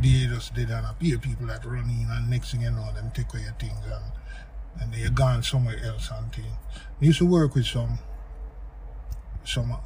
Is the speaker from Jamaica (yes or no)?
yes; Jamaica; growing up in Jamaica, as you know, it's like every other yard have a sound